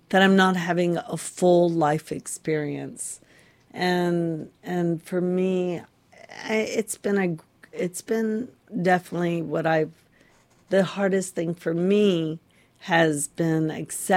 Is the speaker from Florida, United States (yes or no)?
yes; Florida, United States; I grew up in Florida